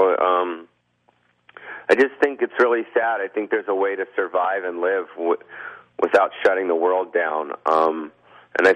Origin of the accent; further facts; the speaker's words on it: Beverly Hills, California, United States; I was born and raised in California my whole life